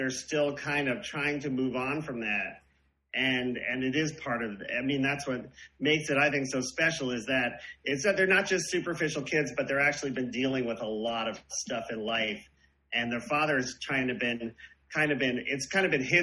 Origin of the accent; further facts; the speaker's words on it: Long Island, New York, United States; I grew up right in on Long Island, right outside of Queens